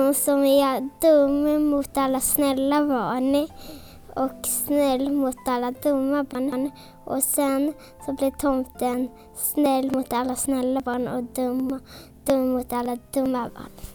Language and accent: Swedish; Stockholm, Stockholm County, Sweden; Jag är från Stockholm.